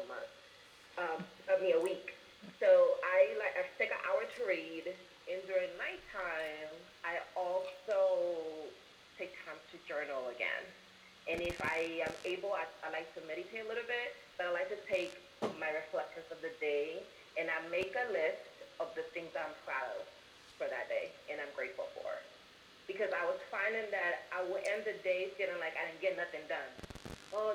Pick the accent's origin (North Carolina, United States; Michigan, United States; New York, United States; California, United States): New York, United States; also born or lived in Washington, D.C.; now in St. Petersburg, United States; I recently moved to Florida, St. Petersburg from D.C., well, I'm from New York originally